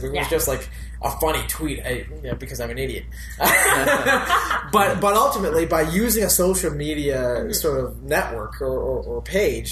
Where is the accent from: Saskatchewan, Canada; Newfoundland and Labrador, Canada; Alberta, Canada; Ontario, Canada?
Ontario, Canada; Elliot Lake; now in Ottawa, Canada; Ontario, my hometown.